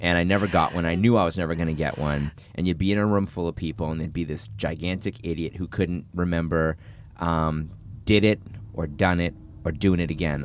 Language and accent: English; north of Boston, Massachusetts, United States; I grew up in Boston, in, uh, north of Boston